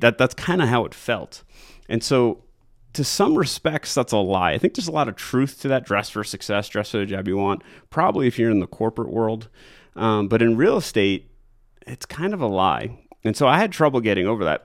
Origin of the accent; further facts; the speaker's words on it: New York, United States; moved away as an adult; now in Colorado, United States; I'm originally from New York